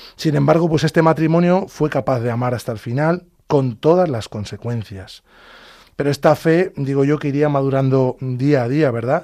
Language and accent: Spanish; Talavera de la Reina, Castilla-La Mancha, Spain; Nacimos y vivimos en Talavera de la Reina, provincia de Toledo.